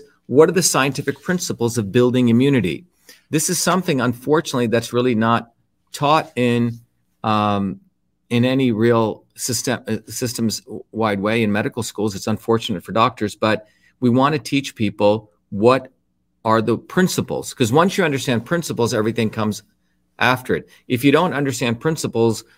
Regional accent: India; traditional cultures, like what I grew up in India

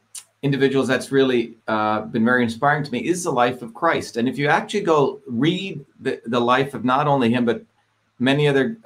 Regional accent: New Jersey, United States; moved away; also born or lived in Hollywood; I grew up in New Jersey

